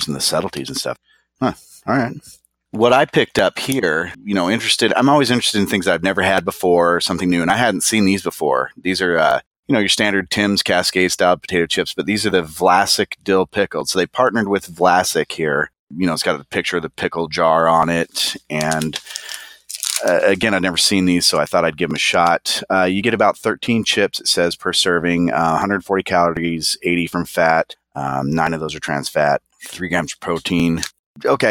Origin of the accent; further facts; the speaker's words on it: Florida, United States; moved away; growing up in Florida